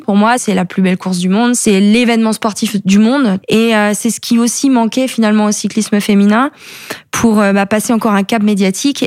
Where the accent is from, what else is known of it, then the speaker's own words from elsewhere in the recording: Plumieux, Brittany, France; now in Saint-Étienne-du-Gué-de-l'Isle, France; je suis originaire de Plumieux euh, et j'habite aujourd'hui à Saint-Étienne-du-Gué-de-Lille